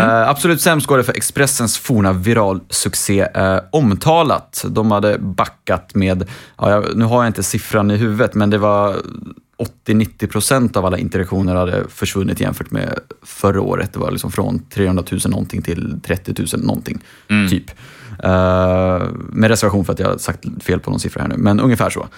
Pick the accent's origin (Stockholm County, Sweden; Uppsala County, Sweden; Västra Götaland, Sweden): Uppsala County, Sweden; Uppsala; Uppsala, min hemstad